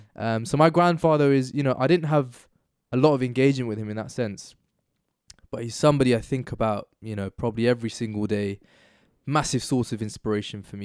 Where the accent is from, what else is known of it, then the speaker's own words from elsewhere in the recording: United Kingdom; there are things about me which are inherently, like, innately British, and then there are also parts of me which are, like, Pakistani